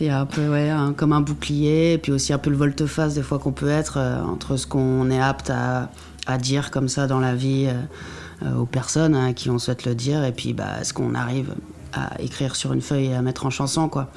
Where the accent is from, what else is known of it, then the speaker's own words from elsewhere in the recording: Normandy, France; au Havre, en plus, par chez moi en Normandie